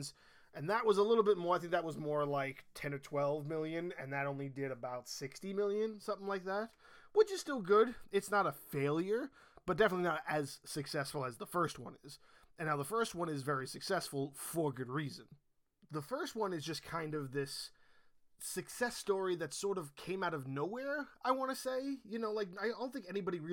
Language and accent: English; New York, United States; I was born and raised in New York